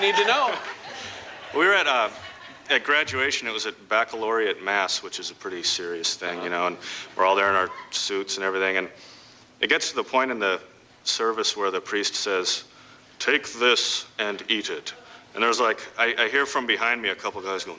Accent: Albuquerque, New Mexico, United States; moved away; also born or lived in San Diego / Texas; I'm originally from Albuquerque

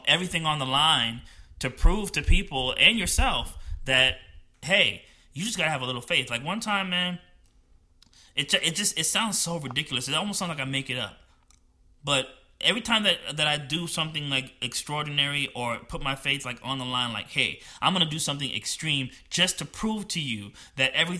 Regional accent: New Jersey, United States; moved away; I'm from New Jersey and I grew up poor

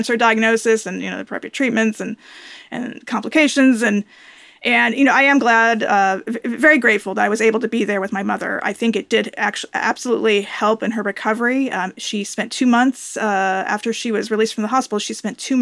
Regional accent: California, United States; now in Atlanta, United States; I was born and raised in California

